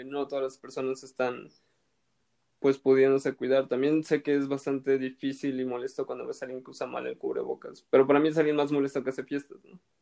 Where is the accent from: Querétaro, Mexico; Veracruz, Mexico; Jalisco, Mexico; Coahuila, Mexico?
Veracruz, Mexico; Xalapa; yo soy de Jalapa